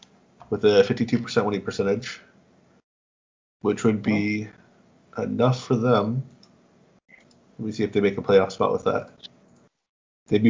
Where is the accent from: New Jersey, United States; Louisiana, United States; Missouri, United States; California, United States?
California, United States; San Diego; I'm from San Diego, and I don't think San Diego's ever won anything.